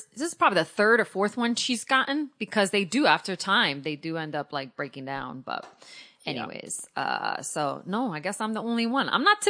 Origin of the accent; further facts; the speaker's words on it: Connecticut, United States; I grew up in Connecticut